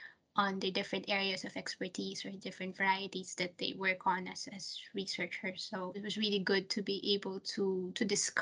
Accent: Philippines; first language Taglish; growing up in the Philippines, you were taught that you had to sound American to speak English properly.

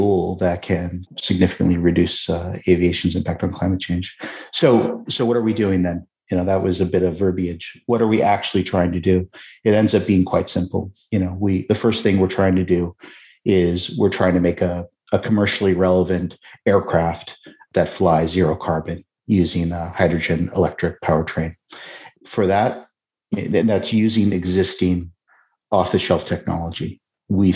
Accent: Seattle, Washington, United States; now in Brooklyn, United States; I'm from Seattle

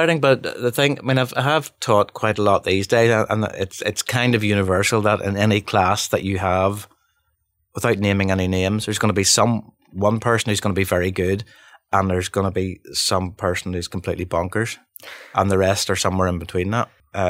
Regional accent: Bangor, Northern Ireland, United Kingdom; You know, we're from Bangor, but how would we know how to do that?

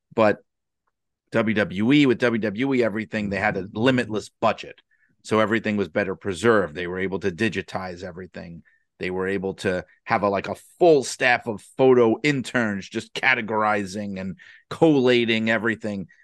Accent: New York City, New York, United States; I grew up in the city. I grew up in Brooklyn

